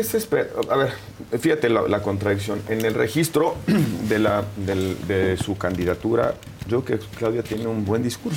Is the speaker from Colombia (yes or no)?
no; Mexico; como mexicano